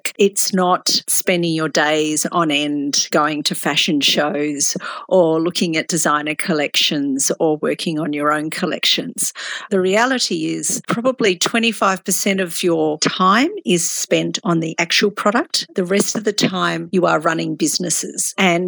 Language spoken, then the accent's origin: English; Tasmania, Australia; moved away as an adult; also born or lived in Melbourne; I grew up in Tasmania